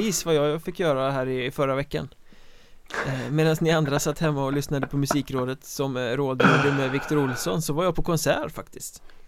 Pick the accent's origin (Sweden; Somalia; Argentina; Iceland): Sweden; jag är som svensk